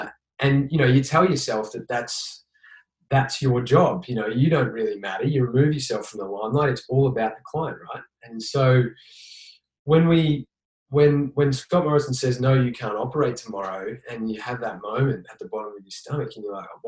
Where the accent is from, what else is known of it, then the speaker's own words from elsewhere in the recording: Victoria, Australia; now in Queensland, Australia; like I moved up here to Queensland from Victoria originally